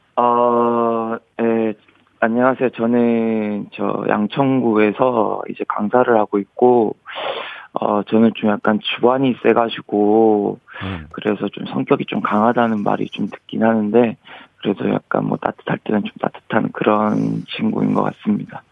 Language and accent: Korean; Busan, South Korea; moved away as an adult; now in Seoul, South Korea; 고향이 부산이라서